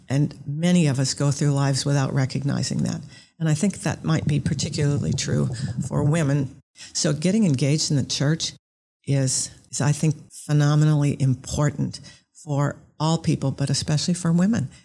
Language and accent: English; Orcas Island, Washington, United States; I grew up on Orcas Island, which is off of Washington State